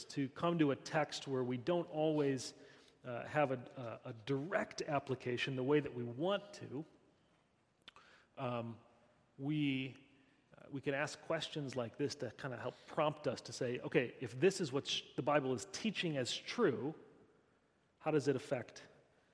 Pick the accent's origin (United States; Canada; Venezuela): United States; I'm American